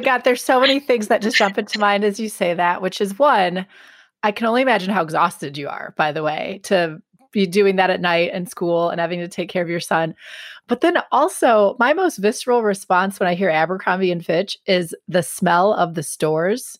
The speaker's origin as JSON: {"language": "English", "town": "Milwaukee", "region": "Wisconsin", "country": "United States", "tie": "born or raised there", "said": "I grew up in the Milwaukee area"}